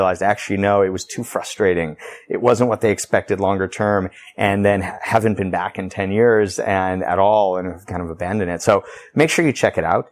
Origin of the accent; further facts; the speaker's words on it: Tepic, Nayarit, Mexico; now in Nicaragua; I was born in Tepic, Nayarit, or near San Francisco in that area of Mexico